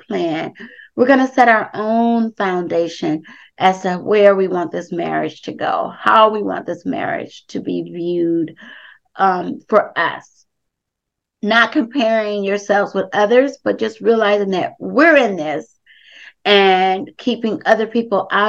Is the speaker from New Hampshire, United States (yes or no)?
no; Compton, California, United States; Darrell and I, we grew up together in Compton